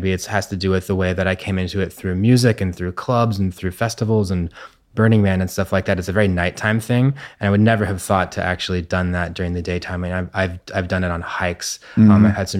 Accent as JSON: {"language": "English", "town": "Santa Barbara", "region": "California", "country": "United States", "tie": "born or raised there", "said": "Luckily I was in a park, and I grew up in Santa Barbara where there was nature."}